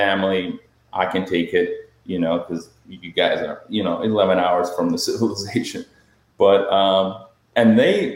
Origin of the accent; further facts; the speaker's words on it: Moldova; moved away as an adult; my home country, Moldova. My family still lives there